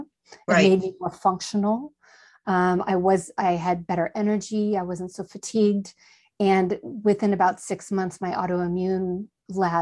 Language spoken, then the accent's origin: English; just south of Humboldt, Northern California, United States; I grew up in Northern California, just south of Humboldt